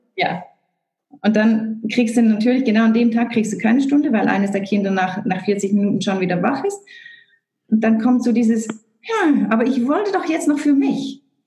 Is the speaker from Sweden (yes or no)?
no; Switzerland; Bei uns in der Schweiz